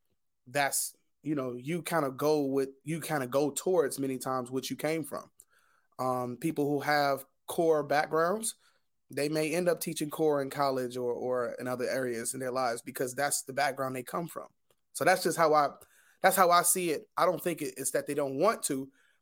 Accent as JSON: {"language": "English", "town": "Detroit", "region": "Michigan", "country": "United States", "lives_now": "Newark, United States", "said": "I'm teaching in Newark, I came from Detroit, I specifically wanted to teach in an urban inner city."}